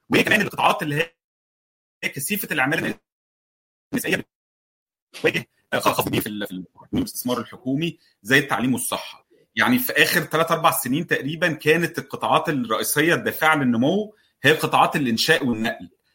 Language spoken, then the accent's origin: Arabic; Egypt; لنا كمصريين